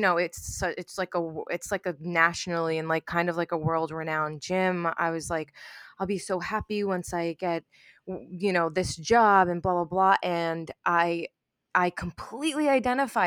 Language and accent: English; New York, United States; I grew up in New York